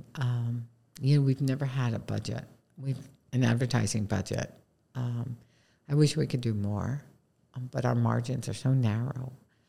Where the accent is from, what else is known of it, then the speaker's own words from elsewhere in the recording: East Coast, United States; is growing up on the East Coast, we had a bottled soda called Yoo-Hoo.